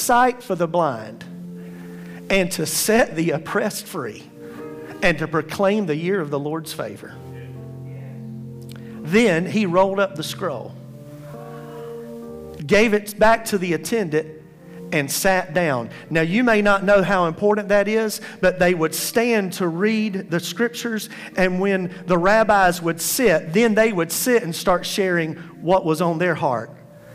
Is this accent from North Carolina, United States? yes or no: yes; Princeton, North Carolina, United States; the small town that I grew up in Princeton, North Carolina, about 30 miles east of Raleigh